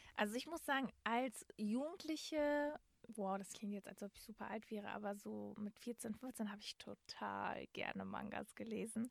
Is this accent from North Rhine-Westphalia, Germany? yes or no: yes; Dortmund, North Rhine-Westphalia, Germany; ich komme aus Dortmund-Marten, da gab es halt auch eine Stadtbücherei